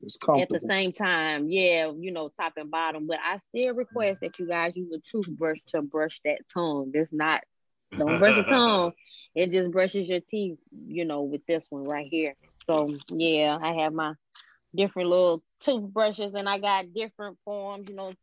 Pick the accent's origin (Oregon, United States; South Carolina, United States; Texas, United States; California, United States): South Carolina, United States; Columbia; now in Atlanta, United States; So once I moved from Columbia, South Carolina, and moved to Atlanta, Georgia in 2003